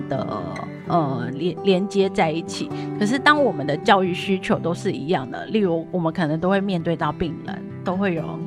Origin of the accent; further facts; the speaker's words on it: Taipei, Taiwan; 我来自台北